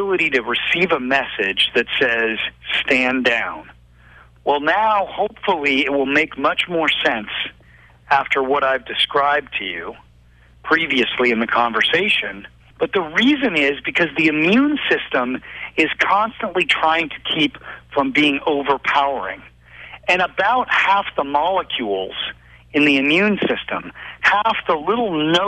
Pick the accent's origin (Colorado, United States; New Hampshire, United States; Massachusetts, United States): Colorado, United States; Boulder; growing up in Colorado, in Boulder